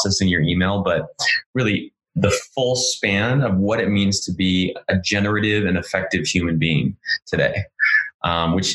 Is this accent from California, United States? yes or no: yes; Orange County, Southern California, United States; moved away as an adult; also born or lived in San Francisco; I'm from Orange County, which is in Southern California, just south of Los Angeles